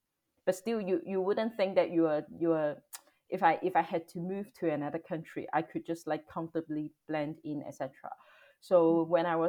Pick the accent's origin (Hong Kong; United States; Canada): Hong Kong; moved away as an adult; also born or lived in Australia; now in Netherlands; I'm from Hong Kong, born and raised in Hong Kong actually. And currently I'm based in the Netherlands. And I think I just moved here around two years ago. And I'm currently living with my partner in the Netherlands.